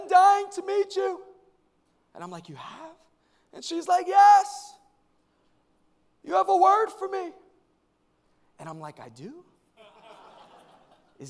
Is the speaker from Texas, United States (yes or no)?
no; New York, United States; I'm from New York